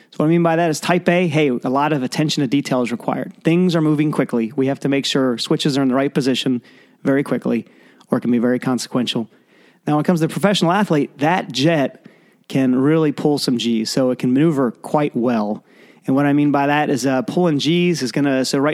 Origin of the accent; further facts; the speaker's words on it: Lancaster, Pennsylvania, United States; moved away as an adult; also born or lived in Annapolis, Maryland / Florida / Monterey, California; now in San Diego, United States; I grew up in Lancaster, Pennsylvania